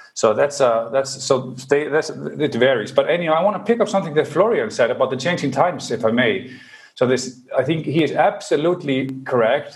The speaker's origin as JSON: {"language": "English", "town": "Reykjavik", "region": "Capital Region", "country": "Iceland", "said": "I'm from Reykjavik, Iceland"}